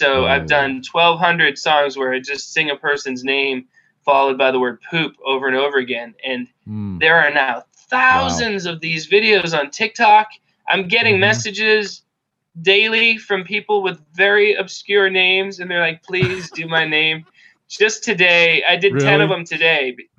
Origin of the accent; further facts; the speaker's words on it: coast just north of Boston, Massachusetts, United States; also born or lived in Rhode Island / New Hampshire; grew up here, dude, for sure.